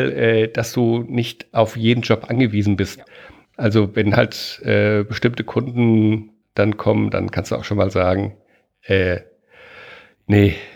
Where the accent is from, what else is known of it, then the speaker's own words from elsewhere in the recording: Germany; born there; now in Hamburg, Germany; Ich bin auch in Deutschland geboren, ne, bevor jetzt wieder irgendwelche Fragen kommen.